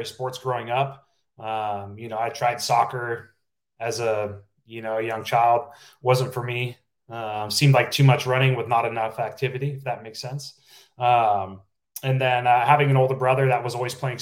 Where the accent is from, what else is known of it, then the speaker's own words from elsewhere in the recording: Napa, California, United States; I'm from a small town, Napa, California. Not too many people from my hometown have gone on to play